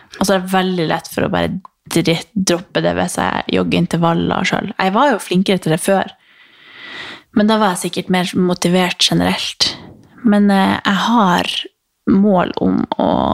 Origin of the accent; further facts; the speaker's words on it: Harstad, Troms, Norway; moved away; hjemme i Harstad